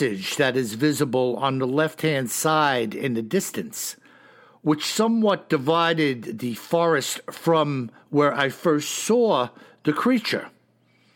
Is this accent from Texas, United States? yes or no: no; New York, United States; I'm a New Yorker.